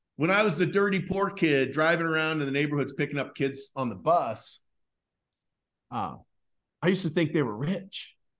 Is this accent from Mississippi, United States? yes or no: no; Idaho, United States; I grew up in Idaho